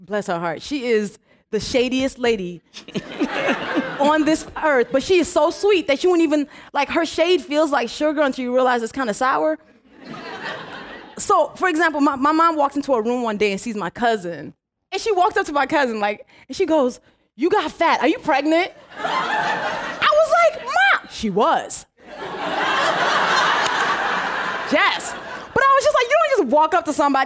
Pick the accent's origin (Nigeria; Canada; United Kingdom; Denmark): Nigeria; first language English and Yoruba; moved away; me as a Nigerian